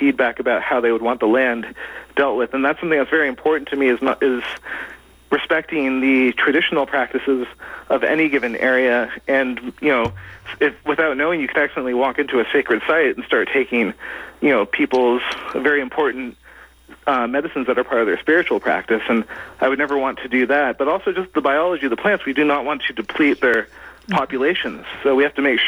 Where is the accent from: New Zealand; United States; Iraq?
United States; I was born and raised in the United States